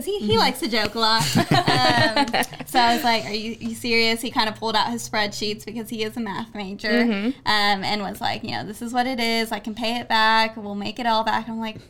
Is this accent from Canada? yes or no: no; College Station, Texas, United States; now in Waco, United States; We're originally from College Station, Texas. We are Aggies